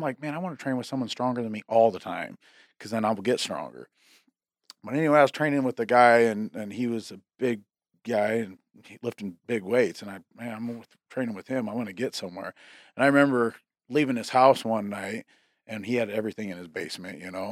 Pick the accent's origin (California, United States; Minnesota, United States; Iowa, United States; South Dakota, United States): South Dakota, United States; McCook Lake; I lived out, uh, in McCook Lake, South Dakota